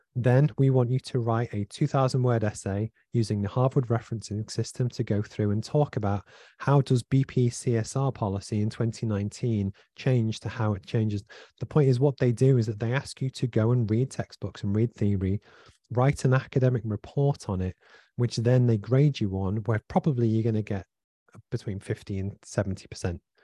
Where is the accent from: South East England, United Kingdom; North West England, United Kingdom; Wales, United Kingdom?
North West England, United Kingdom; Liverpool; I grew up in Liverpool from a single parent family